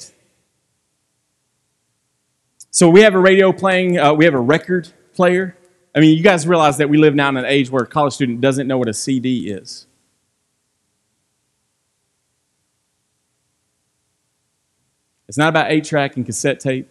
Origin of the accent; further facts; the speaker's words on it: Franklin, United States; I'm from Franklin